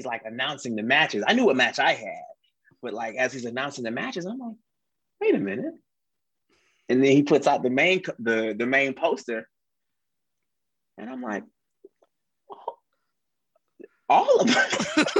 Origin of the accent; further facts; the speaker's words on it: the South, United States; you know, we're from the South. We don't know how to handle that snow.